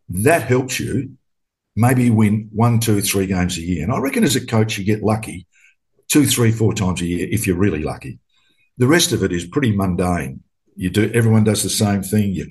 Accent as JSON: {"language": "English", "town": "Adelaide", "region": "South Australia", "country": "Australia", "tie": "born or raised there", "also_born_or_lived": "Queensland / Victoria", "said": "Um, I'm in my hometown of Adelaide, South Australia."}